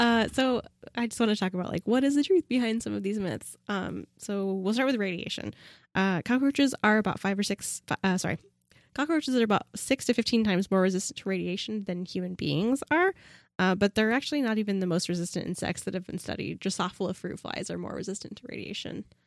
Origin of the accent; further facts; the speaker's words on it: Pacific Northwest, United States; I was born and raised in the Pacific Northwest